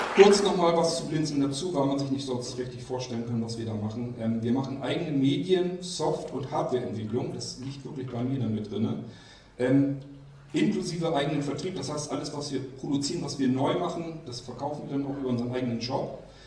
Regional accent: Germany; moved away as an adult; also born or lived in near Kiel, Germany; und zwar bin ich groß geworden in Barnburg und ich bin umgezogen dann nach Armsen. Das ist bei Kiel

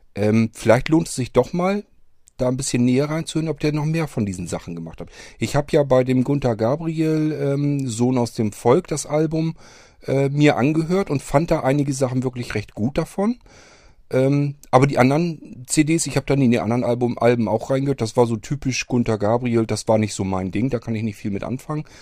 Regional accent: Northern Germany, Germany; Hier bei uns im Norden

